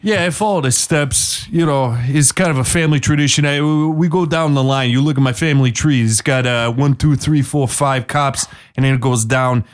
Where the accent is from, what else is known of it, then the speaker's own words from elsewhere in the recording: Washington, United States; I'm from Washington State.